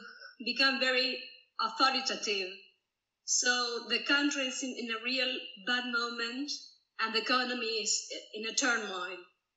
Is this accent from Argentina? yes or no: yes; Buenos Aires, Argentina; I'm from Buenos Aires.